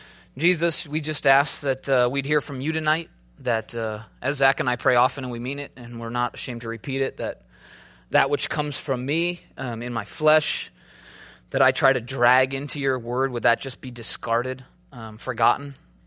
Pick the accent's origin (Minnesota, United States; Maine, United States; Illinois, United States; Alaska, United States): Minnesota, United States; also born or lived in Chicago, United States; I'm from the Midwest, right? I started off in a very kind of different mentality. I had an accent. I'm from Minnesota. I drug out my O's.